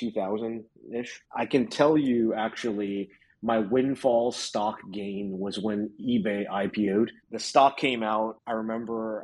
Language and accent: English; Potomac, Maryland, United States; moved away as an adult; now in Berkeley, United States; I grew up in Potomac, Maryland, and came out here for college and never left